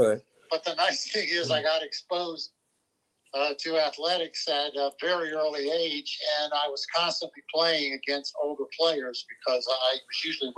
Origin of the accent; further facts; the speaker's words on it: Middletown, Pennsylvania, United States; moved away as an adult; I grew up in Pennsylvania.